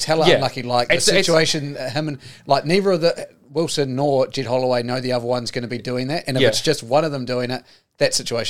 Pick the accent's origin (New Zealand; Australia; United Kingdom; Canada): New Zealand; I'm as a New Zealander